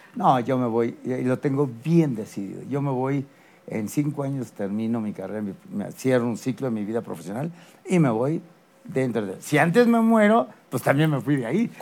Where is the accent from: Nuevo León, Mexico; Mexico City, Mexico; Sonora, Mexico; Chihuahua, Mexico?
Mexico City, Mexico; nací en la Ciudad de México